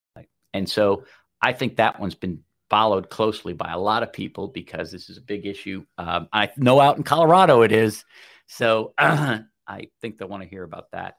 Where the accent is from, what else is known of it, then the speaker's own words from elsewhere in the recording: New York, United States; Those of us from New York